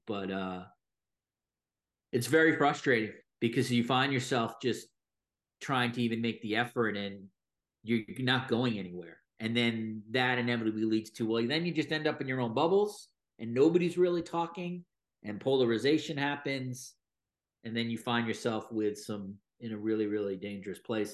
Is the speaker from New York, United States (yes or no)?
yes; New York, United States; moved away as an adult; now in Toronto, Canada; I'm American, I grew up in New York, and then I moved to Toronto in twenty eighteen